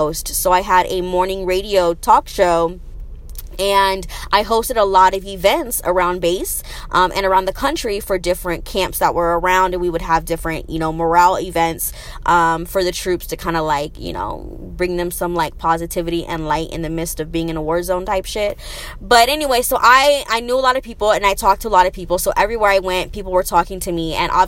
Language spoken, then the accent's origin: English; Arizona, United States; moved away as an adult; also born or lived in Las Vegas; I'm from Arizona